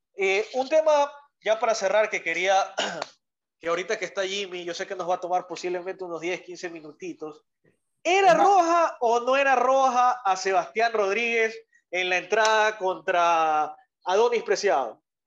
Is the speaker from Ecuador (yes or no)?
yes; Ecuador; somos ecuatorianos